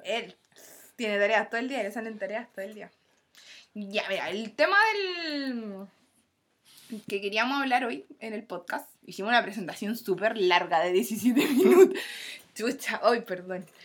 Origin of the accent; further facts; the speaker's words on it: Coronel, Biobío, Chile; somos de Coronel, octava región, de Chile.